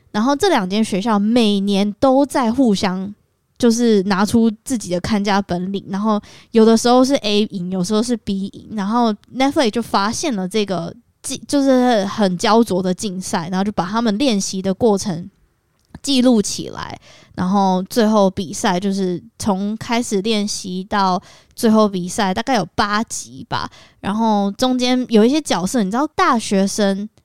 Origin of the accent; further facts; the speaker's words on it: Kaohsiung, Taiwan; moved away; 因为我是高雄人